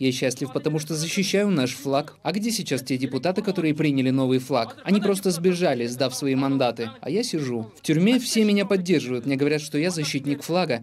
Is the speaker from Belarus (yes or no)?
no; Kyrgyzstan; я родился в Кыргызстане.